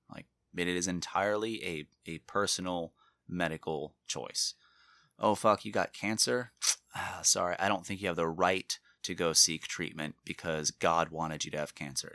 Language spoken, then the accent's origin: English; Florida, United States; born and raised in Florida